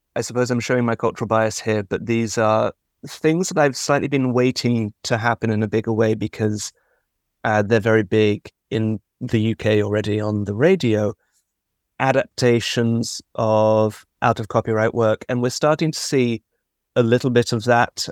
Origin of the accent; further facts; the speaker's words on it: London, United Kingdom; I'm from London